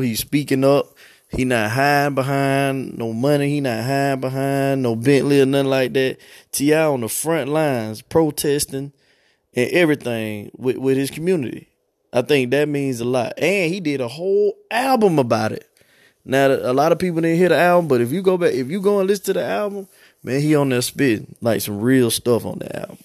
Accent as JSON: {"language": "English", "town": "Atlanta", "region": "Georgia", "country": "United States", "said": "I'm from Atlanta"}